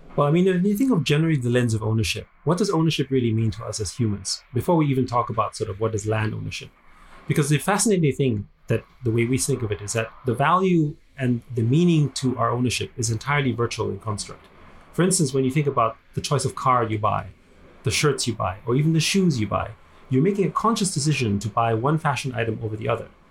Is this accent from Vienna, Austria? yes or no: yes; Vienna, Austria; moved away as an adult; also born or lived in United States; now in Hong Kong; I grew up in Vienna